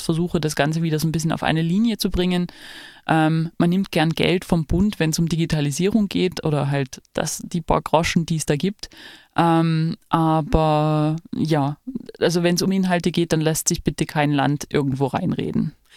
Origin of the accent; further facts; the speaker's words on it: Saxony, Germany; ich komme ja aus Sachsen